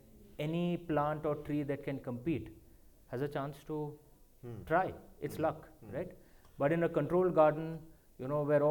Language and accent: English; India; moved away as an adult; now in London, United Kingdom; as an Indian